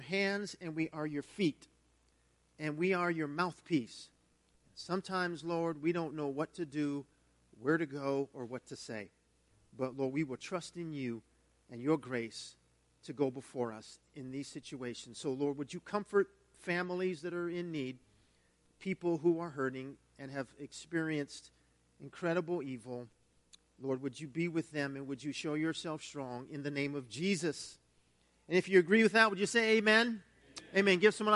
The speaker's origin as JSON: {"language": "English", "country": "United States", "said": "being an American of German descent"}